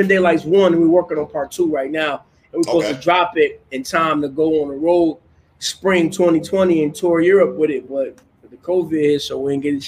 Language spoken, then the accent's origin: English; Grand Rapids, Michigan, United States; You know, it's a small Midwestern town. It's the second biggest city in the state of Michigan, so Detroit is the biggest city, and Grand Rapids is the second largest. Industrial town, blue collar town.